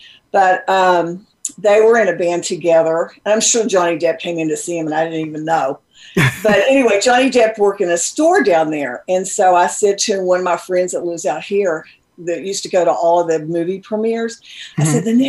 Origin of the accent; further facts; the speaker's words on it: southern West Virginia, United States; I grew up in the South in my mm-hmm. southern part of West Virginia.